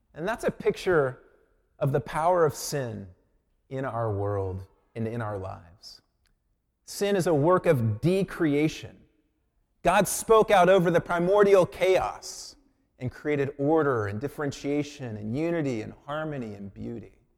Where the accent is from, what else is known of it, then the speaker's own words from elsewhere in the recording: Colorado Springs, Colorado, United States; moved away; I grew up in Colorado Springs